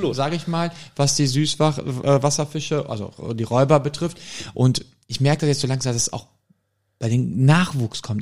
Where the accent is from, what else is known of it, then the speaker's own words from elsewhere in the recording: Germany; ich bin aber in Deutschland geboren, meine ja. Mutter auch schon in Deutschland geboren